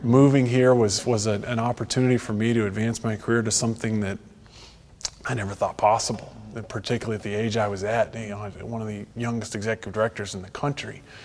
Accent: Texas, United States; moved away as an adult; now in Franklin, United States; I, I, was born in Texas, lived in Texas, raised in Texas

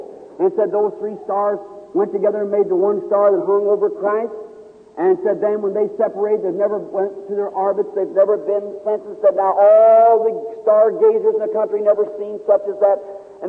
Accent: Kentucky, United States; born there; I like to hunt, and I was born in Kentucky.

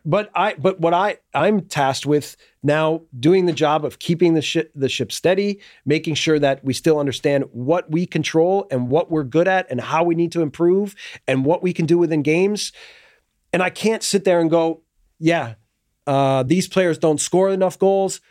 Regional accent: United States; moved away as an adult; I get categorized for being American

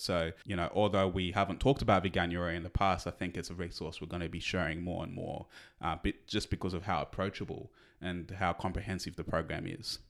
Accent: Australia; we're Australian

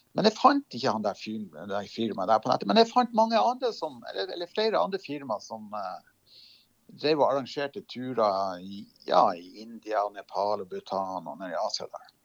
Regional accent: Lofoten, Nordland, Norway; moved away as an adult; now in Oslo, Norway; så er jeg jo opprinnelig kommer jeg jo fra Lofoten, oppe i Nord-Norge.

